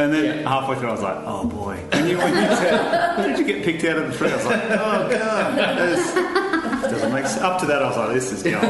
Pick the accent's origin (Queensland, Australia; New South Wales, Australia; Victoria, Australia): New South Wales, Australia; Batemans Bay; my hometown, Batons Bay